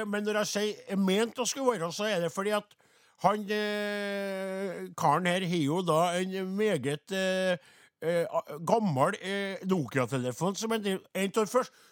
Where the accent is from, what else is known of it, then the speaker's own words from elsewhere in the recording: Trøndelag, Norway; vi er jo bare fra Namdalen hele gjengen, da. Men uh, Sint, ja, sauebønder i Nord-Trøndelag.